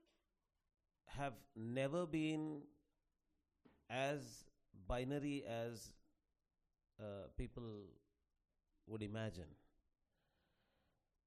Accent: Telugu land, India; I come from the Telugu land

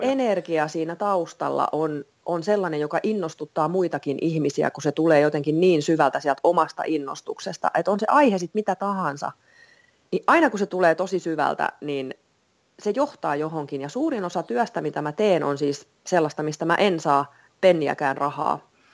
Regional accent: Vantaa, Uusimaa, Finland; also born or lived in England; mä oon vantaalainen kolmen lapsen äiti

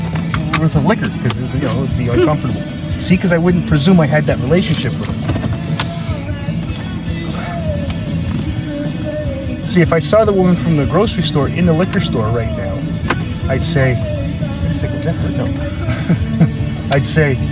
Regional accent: Canada; we're Canadian

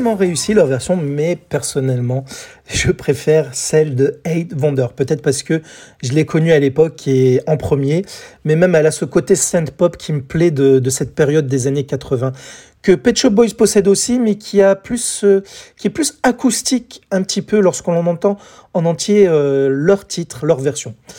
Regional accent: France; chez nous, en France

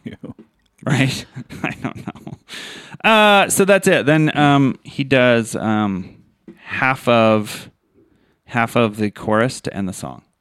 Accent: Utah, United States; we are from Utah

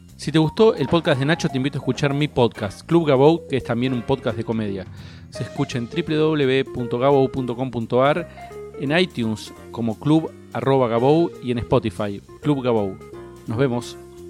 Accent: Cipolletti, Río Negro, Argentina; now in Buenos Aires, Argentina; Yo soy un pibe que vengo de Chipoleti

